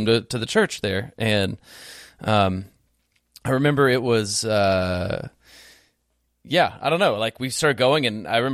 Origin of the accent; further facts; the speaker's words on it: The Woodlands, Texas, United States; also born or lived in Houston; I grew up in a great home, and we went to church as a family, like when we lived down in Houston proper, until like second or third grade. And then we moved from Houston proper up to the Woodlands